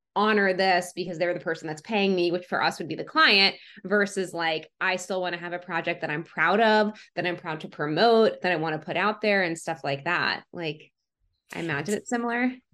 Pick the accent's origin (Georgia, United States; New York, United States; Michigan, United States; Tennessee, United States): Georgia, United States; Atlanta; moved away as an adult; now in Los Angeles, United States; I grew up in Atlanta. We're in the suburbs of Atlanta.